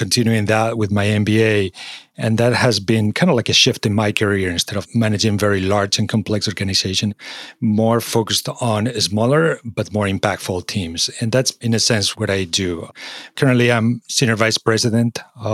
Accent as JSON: {"language": "English", "country": "Spain", "tie": "born or raised there", "also_born_or_lived": "Singapore / London / Czech Republic / Madrid", "moved": "as an adult", "lives_now": "United States", "said": "I was born in Spain"}